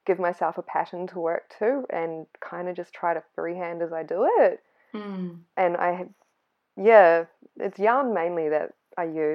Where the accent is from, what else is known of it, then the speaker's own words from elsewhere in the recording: Dunedin, Otago, New Zealand; moved away as an adult; also born or lived in Toronto, Canada; now in Melbourne, Australia; I'm from Dunedin, which is at the very bottom of the South Island.